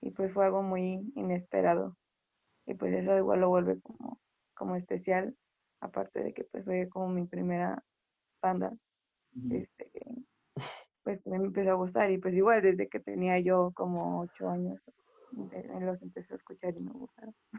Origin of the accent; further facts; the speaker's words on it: Veracruz, Mexico; yo soy igual de Veracruz